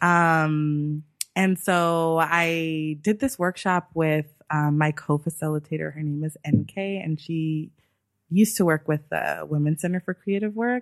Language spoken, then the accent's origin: English; Los Angeles, California, United States; also born or lived in New York; I'm from Los Angeles